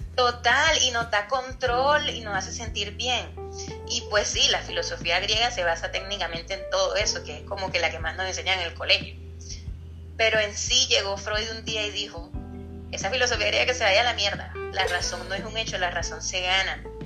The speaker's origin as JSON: {"language": "Spanish", "country": "Colombia", "said": "Yo soy colombiana"}